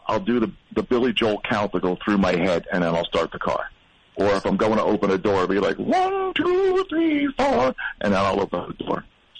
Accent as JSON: {"language": "English", "country": "Canada", "said": "as a Canadian"}